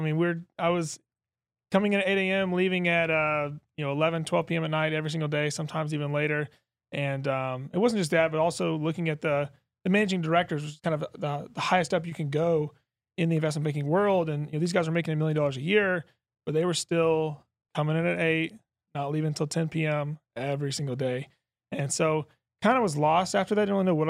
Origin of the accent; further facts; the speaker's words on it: Lexington, Kentucky, United States; Yeah, so I'll bring it back all the way to growing up in Lexington, Kentucky. Went to the University of Kentucky.